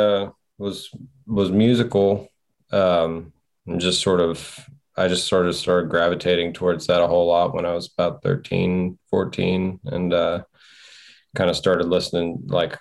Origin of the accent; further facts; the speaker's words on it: Martinsburg, West Virginia, United States; moved away; also born or lived in Silver Spring, Maryland / Lexington, Kentucky; I was born in Silver Spring, Maryland. I grew up mostly in West Virginia, kind of in the Eastern Panhandle, a little area. Martinsburg is kind of the bigger town in the area that I was in.